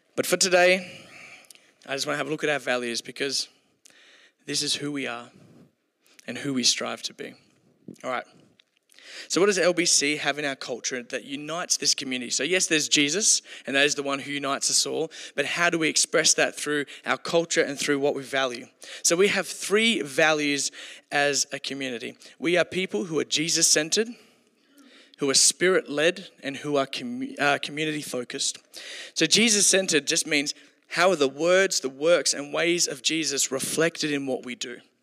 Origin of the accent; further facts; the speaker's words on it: Kalgoorlie, Western Australia, Australia; I grew up in Kalgoorlie, so we came to Perth to play